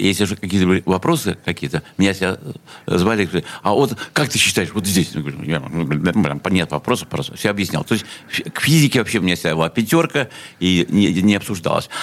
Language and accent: Russian; Saint Petersburg, Russia; Я э, родился в СССР, в городе Ленинграде, э, в больнице, в клинике Отто, что находится прямо в Васильевской остров